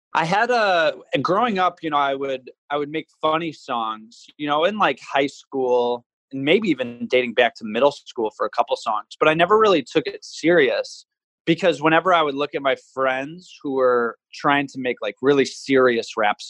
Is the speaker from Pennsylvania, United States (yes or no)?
no; Ann Arbor, Michigan, United States; moved away as an adult; also born or lived in East Lansing, Michigan; now in Los Angeles, United States; I'm from Ann Arbor, Michigan. I went to school up in East Lansing at Michigan State University.